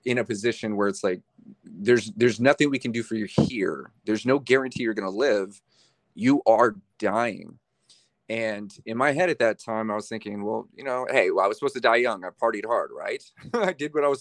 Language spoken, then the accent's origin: English; Bakersfield, California, United States; I was born in Bakersfield. I'm a California cat. Born in Bakersfield